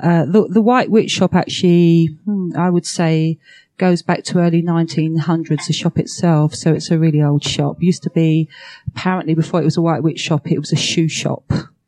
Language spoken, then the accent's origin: English; London, United Kingdom; now in Essex, United Kingdom; I'm from England. Whenever I come over, I always say that I'm from London because most people know London. Although I was born in London when I was a kid. But I now live in Essex, which is just outside